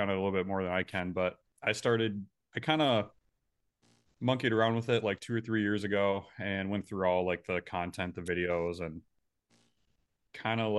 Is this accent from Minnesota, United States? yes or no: yes; Ramsey, Minnesota, United States; I grew up in Ramsey, just a little bit northwest of Minneapolis